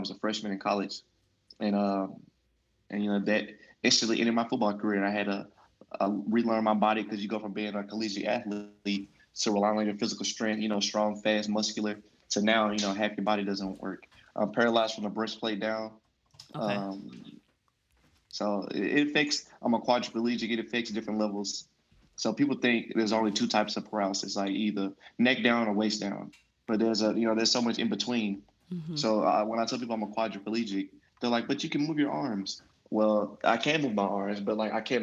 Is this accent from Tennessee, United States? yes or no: yes; Memphis, Tennessee, United States; growing up in Memphis